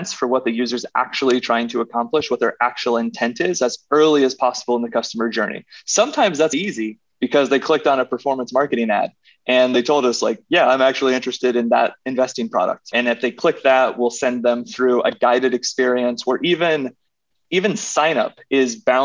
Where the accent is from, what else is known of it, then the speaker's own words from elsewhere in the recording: Indiana, United States; moved away as an adult; also born or lived in Chicago; now in New York, United States; I'm a Midwestern guy. I grew up in Indiana